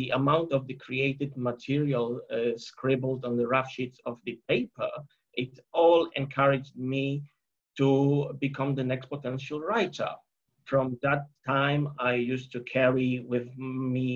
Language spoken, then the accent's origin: English; Poland; I was born and raised in Poland.